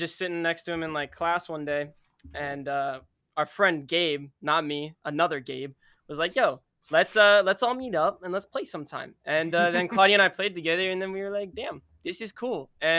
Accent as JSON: {"language": "English", "town": "Tampa", "region": "Florida", "country": "United States", "said": "we're from Tampa, Florida. Yep. The lovely state of Florida."}